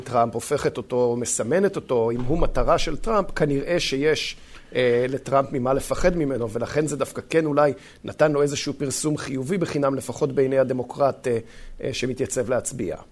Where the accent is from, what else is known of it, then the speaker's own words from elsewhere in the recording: Israel; moved away; לנו כישראלים